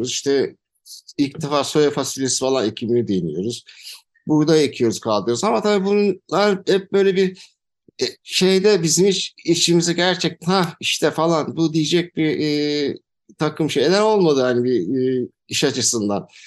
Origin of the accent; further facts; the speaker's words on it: Antalya, Turkey; Antalya doğumluyum. E, ailem de Antalya'lı. Babam e, aslı muhacir olarak geçer ama e, Antalya doğumlu, kale içinde doğumlu bir e, kişiyim.